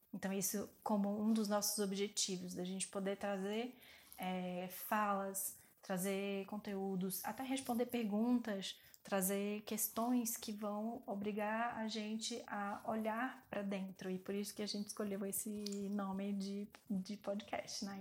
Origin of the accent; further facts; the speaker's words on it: Salvador, Bahia, Brazil; now in São Paulo, Brazil; eu vim de Salvador